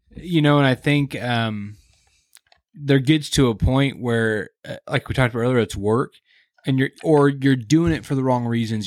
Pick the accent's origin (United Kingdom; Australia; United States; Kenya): United States; Kansas City; I grew up in Kansas City